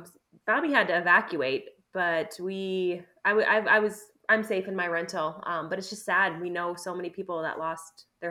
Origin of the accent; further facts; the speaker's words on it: Milwaukee, Wisconsin, United States; moved away; And Milwaukee is my hometown, so it'll be fun to go back.